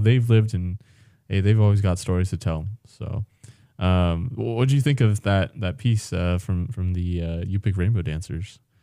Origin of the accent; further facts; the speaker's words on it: California, United States; now in Alaska, United States; as a Californian